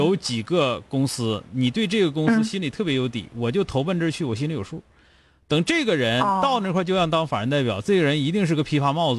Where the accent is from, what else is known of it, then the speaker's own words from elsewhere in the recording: Changchun, Jilin, China; 因为我是长春人